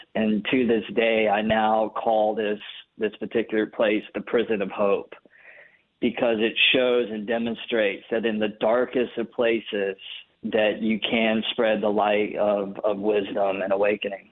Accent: North Carolina, United States; now in Los Angeles, United States; I live in Los Angeles, big city, lots of people, lots of activity going on. I grew up in North Carolina

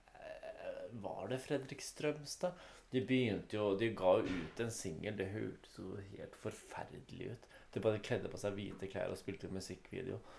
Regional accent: Norway; fordi vi er norsk.

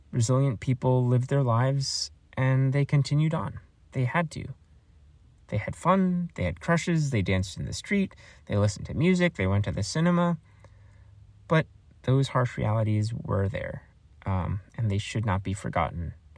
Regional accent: United States; as an American

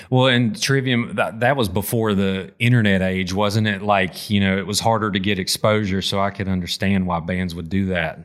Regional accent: Appalachia, United States; as an Appalachian metal fan

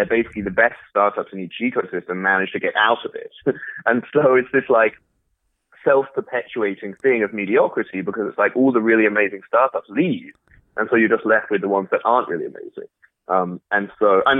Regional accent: London, United Kingdom; moved away as an adult; also born or lived in Paris / Berlin; now in Silicon Valley, United States; I lived in Paris, I lived in Berlin, I grew up in London

